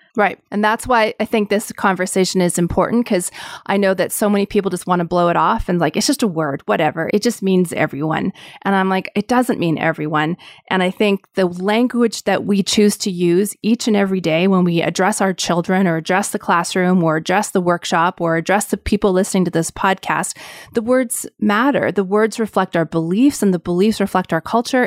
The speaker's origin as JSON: {"language": "English", "country": "Canada", "said": "being Canadian"}